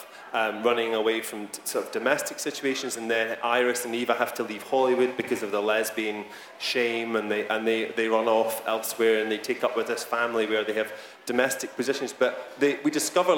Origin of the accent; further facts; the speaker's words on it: United Kingdom; as a Briton